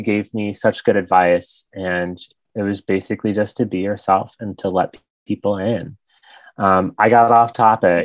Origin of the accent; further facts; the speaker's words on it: White Lake, Michigan, United States; also born or lived in Athens, Ohio; I am currently in my hometown where I grew up in White Lake, Michigan, went to schools in Waterford